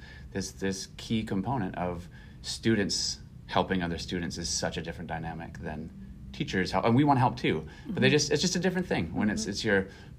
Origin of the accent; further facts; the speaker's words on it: Brainerd, Minnesota, United States; moved away as an adult; So I grew up in Brainerd, and my wife is from Brainerd too. And so we have family here still.